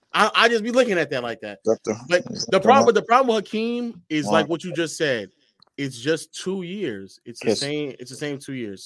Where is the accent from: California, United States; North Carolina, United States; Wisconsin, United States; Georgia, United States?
Georgia, United States; Atlanta; I'm from Atlanta.